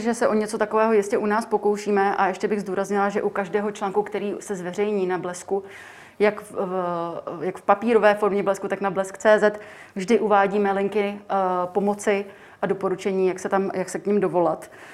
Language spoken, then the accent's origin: Czech; Czechia; my jako Češi